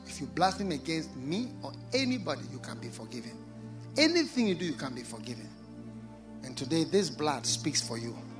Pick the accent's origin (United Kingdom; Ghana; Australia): Ghana; also born or lived in Osogbo, Nigeria (ancestry) / Ogbomosho, Nigeria (ancestry)